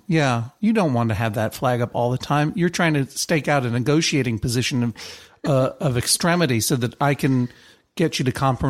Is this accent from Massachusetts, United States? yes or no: yes; Boston, Massachusetts, United States; I grew up in Boston, Massachusetts.